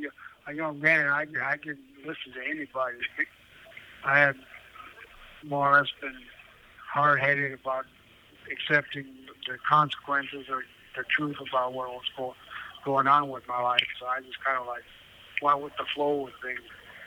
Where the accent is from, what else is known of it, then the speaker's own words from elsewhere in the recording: Wisconsin, United States; I'm from Wisconsin. My tribe's located near Green Bay, Wisconsin.